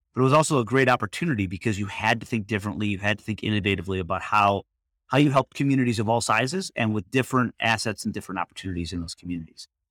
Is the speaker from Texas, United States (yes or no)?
no; Michigan, United States; moved away as an adult; now in Washington, D.C. area, United States; I grew up in Michigan. I spent most of my life in Michigan and moved out to the D C area